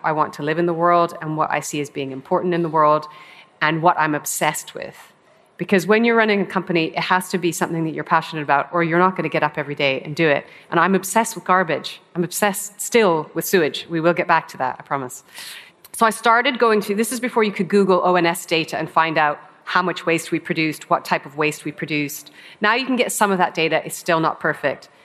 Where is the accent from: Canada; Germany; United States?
Canada; also born or lived in Hong Kong; now in United Kingdom; I grew up in Canada and I was camping every weekend in the Rocky Mountains